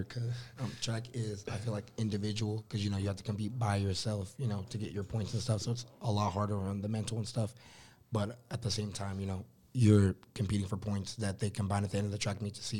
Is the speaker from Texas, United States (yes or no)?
yes; Austin, Texas, United States; now in Indiana, United States; I'm originally from Austin, so Texas State's in San Marcos, 30 minutes away from where I live. So, like, grew up, and we still have houses down there and stuff.